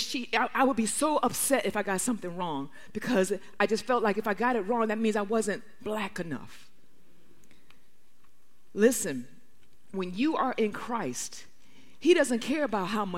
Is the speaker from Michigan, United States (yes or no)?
yes; Detroit, Michigan, United States; I grew up in Detroit